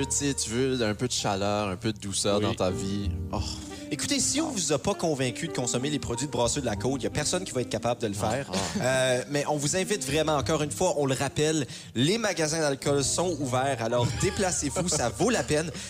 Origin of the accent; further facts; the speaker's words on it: Canada; Ah, je suis acadien.